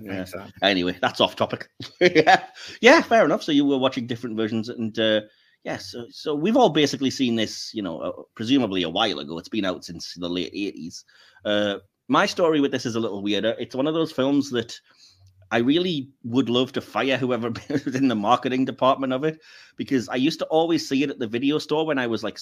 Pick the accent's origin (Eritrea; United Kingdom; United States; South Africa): United Kingdom; I'm British.